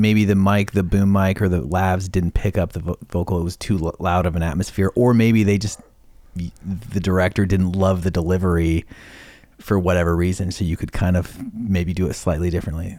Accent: Idaho, United States; moved away as an adult; also born or lived in Bellingham, Washington; when I was eighteen and left my small town, Idaho, home

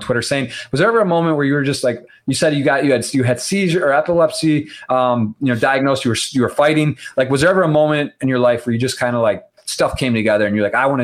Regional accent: Michigan, United States; I'm born and raised in Michigan.

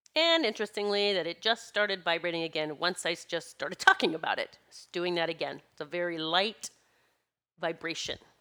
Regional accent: South Dakota, United States; my best friend growing up in South Dakota

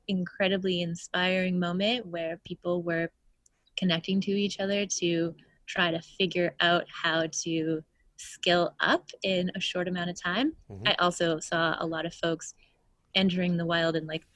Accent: southern Saskatchewan, Canada; moved away; also born or lived in the coast; originally I am from Treaty 4 territory all the way over on the prairies in southern Saskatchewan.

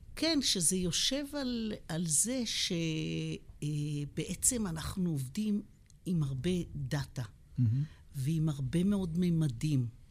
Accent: Beersheba, Southern District, Israel; also born or lived in United States; אני נולדתי בבאר שבע. גדלתי בבאר שבע, בדרום

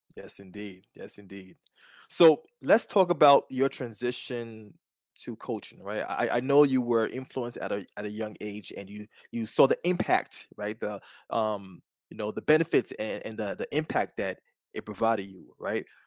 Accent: New York City, New York, United States; I'm from Staten Island

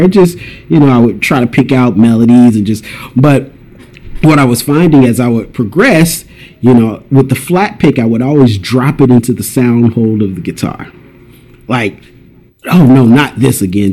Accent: Durham, North Carolina, United States; now in Los Angeles, United States; I'm from North Carolina. I grew up in a place called Durham, like the Raleigh Durham area

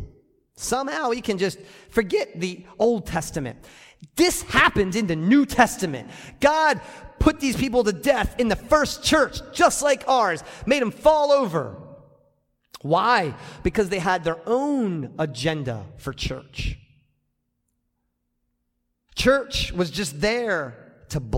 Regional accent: United States; I'm American

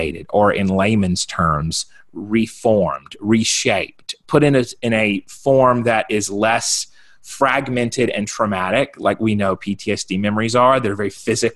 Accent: South Carolina, United States; now in Colorado, United States; Originally, I'm from South Carolina. I'm a Southern boy at heart.

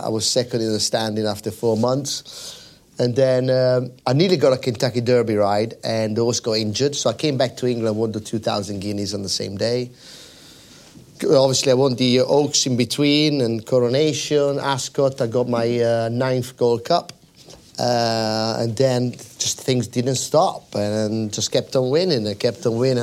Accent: Milan, Lombardy, Italy; I was born in Milan, in the outskirts of Milan, close to the racetrack

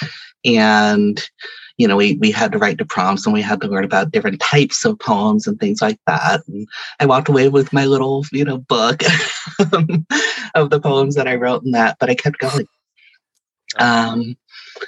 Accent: Stockton, California, United States; also born or lived in Sacramento; So I grew up in Stockton, went to Sacramento for 10 years, and then went back to Stockton

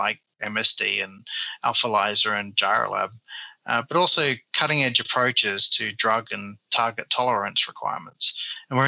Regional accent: Perth, Western Australia, Australia; moved away as an adult; also born or lived in Germany; now in United Kingdom; my hometown of Perth in Western Australia

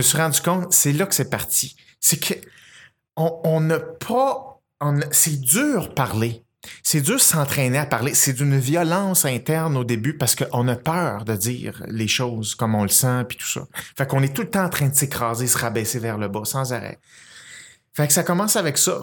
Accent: Saint-Basile-le-Grand, Quebec, Canada; je suis né à Saint-Basile-le-Grand, puis mes, parents construisaient des maisons là

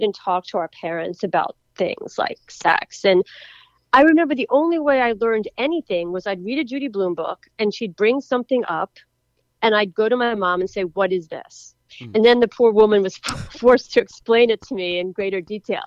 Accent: Philadelphia, Pennsylvania, United States; my hometown was in the Super Bowl, Philadelphia Eagles

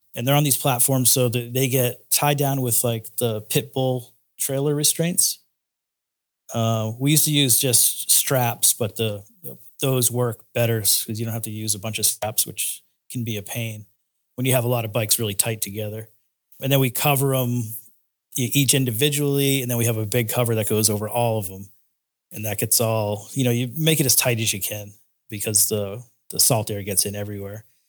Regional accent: Cape Cod, Massachusetts, United States; moved away as an adult; also born or lived in Florida; I'm originally from Cape Cod, Massachusetts

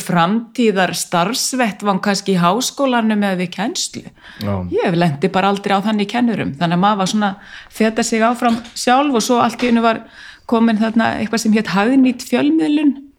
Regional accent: Reykjavík, Capital Region, Iceland; er úr Háalétiskverfinu ólst upp í Savamýrinni aðalega, 15 ár

